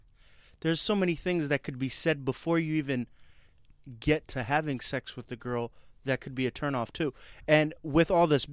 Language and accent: English; Las Vegas, Nevada, United States; born or raised there; moved away as an adult; also born or lived in Brooklyn, New York; now in Los Angeles, United States